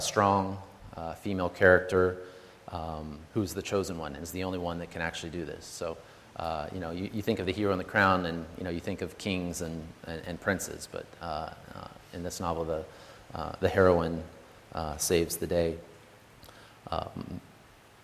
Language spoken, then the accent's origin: English; Boise, Idaho, United States; We were born and raised in Boise, Idaho, both of us